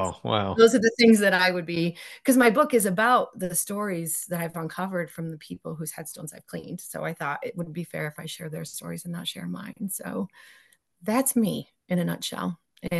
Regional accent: New York, United States; So I'm from Central New York. So in our county, there's something like 280 something cemeteries, which is insane.

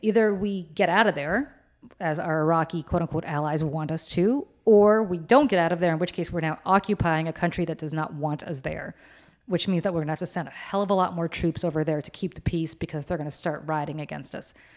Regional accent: New Jersey, United States; Senator Booker from my home state of New Jersey

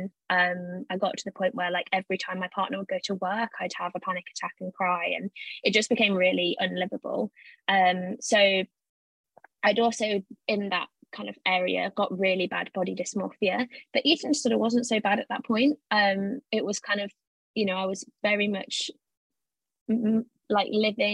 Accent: Leicester, East Midlands, United Kingdom; moved away as an adult; also born or lived in Cambridge; I'm from Leicester originally.

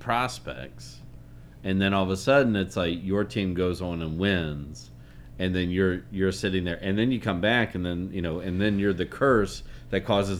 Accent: Nashville, Tennessee, United States; growing up in Nashville.

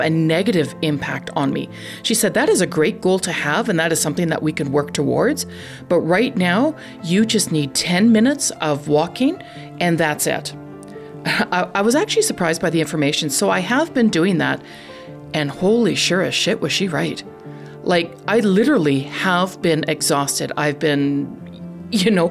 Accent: Canada; I'm Canadian

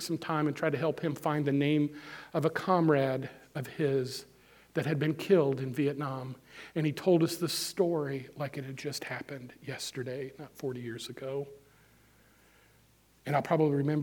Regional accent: Moberly, Missouri, United States; moved away; I was in Moberly not long ago. That's my hometown where I grew up. I haven't lived there in 40-some-odd years

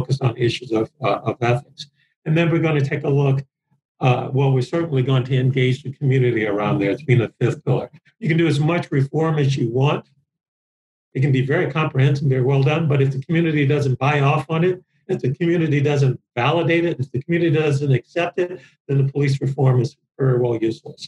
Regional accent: New Orleans, Louisiana, United States; my experience from policing from a teenager, growing up in New Orleans.

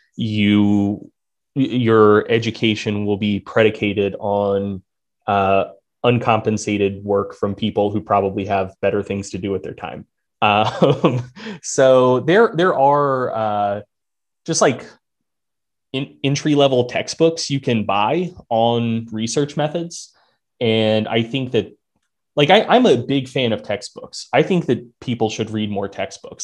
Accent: North Carolina, United States; I'm from North Carolina

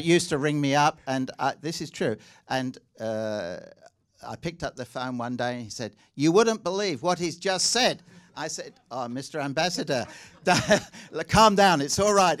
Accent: England, United Kingdom; accent: slightly English; now in Australia; my slightly English accent

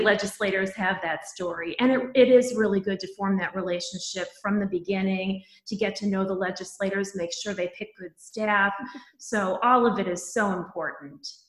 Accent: Midwest, United States; also born or lived in Massachusetts; I grew up in the Midwest, and I, I, in a working class family

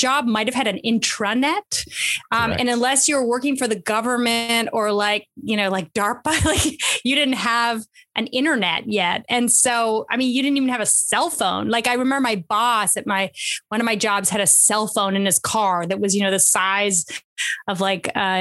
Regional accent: Canada; moved away as an adult; also born or lived in Montreal, Canada / London, United Kingdom / California, United States; now in United States; I was born and studied in Canada, and a Canadian, proud Canadian American

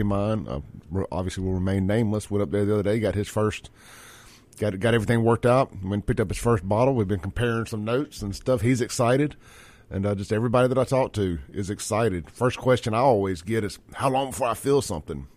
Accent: Jackson, Mississippi, United States; also born or lived in Brandon, Mississippi; I grew up in South Jackson

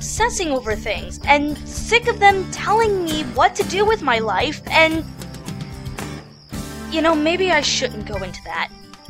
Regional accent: Maine, United States; Well, I'm from Maine, so I'm kind of used to the snow and the cold.

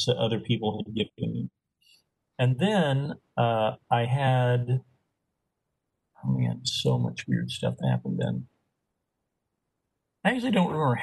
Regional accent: Arkansas, United States; moved away as an adult; I'm from Arkansas

